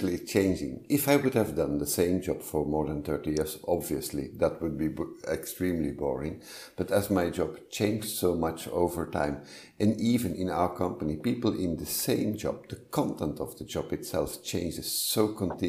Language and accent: English; Flanders, Belgium; I'm a Belgian. I'm from Flanders, the north part of Belgium, where shyness is often seen as a virtue